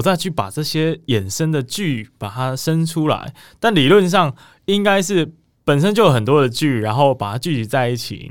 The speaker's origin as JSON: {"language": "Chinese", "region": "southern Taiwan", "country": "Taiwan", "said": "我是南部来的小孩。 就想说这个文化沙漠嘛"}